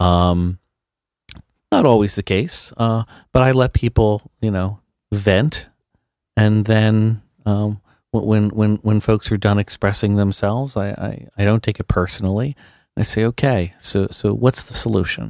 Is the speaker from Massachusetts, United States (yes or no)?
no; New Jersey, United States; I am a New Jersey boy, born and raised